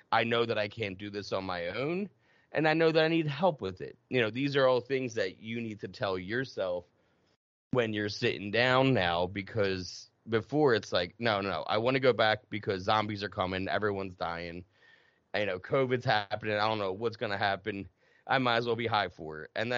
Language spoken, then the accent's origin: English; New Jersey, United States; also born or lived in North Carolina / Massachusetts; And I mean, I'm from South Jersey. I lived in North Carolina in my addiction, lived in Massachusetts, North Carolina.